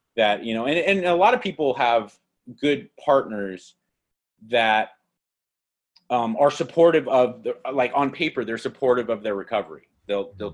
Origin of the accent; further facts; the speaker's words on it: Los Angeles, California, United States; they go so where are you from i say